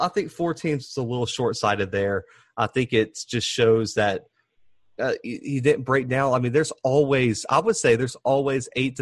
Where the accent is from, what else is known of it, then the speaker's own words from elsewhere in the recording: Mobile, Alabama, United States; we're both from Mobile